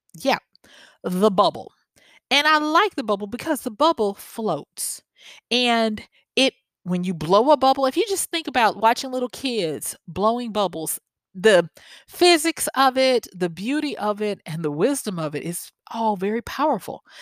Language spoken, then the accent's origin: English; the South, United States; accent: southern; my southern accent